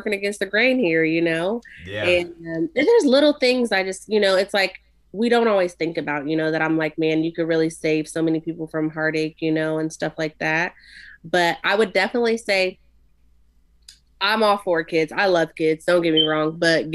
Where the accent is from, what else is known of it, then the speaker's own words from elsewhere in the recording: Ohio, United States; we're from Ohio